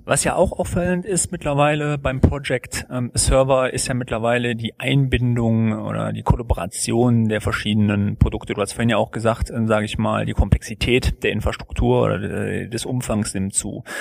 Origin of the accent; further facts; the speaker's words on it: Germany; bei uns in Deutschland